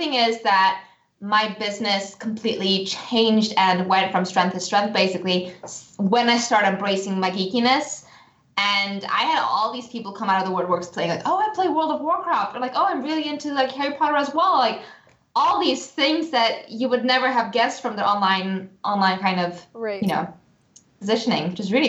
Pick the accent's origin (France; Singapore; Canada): Singapore; accent: all over the place; also born or lived in United States; up in Singapore and my family's from the Czech Republic, and I also lived in the US as a child, so my accent is all over the place.